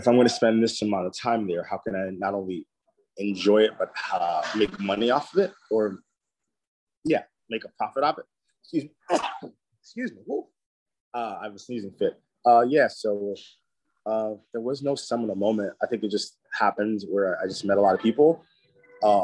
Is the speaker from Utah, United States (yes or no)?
no; Boston, Massachusetts, United States; I'm from Boston.